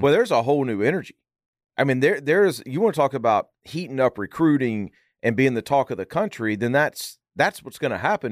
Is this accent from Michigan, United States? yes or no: no; Arkansas, United States; moved away; I'm from Arkansas originally, or I lived there for eight years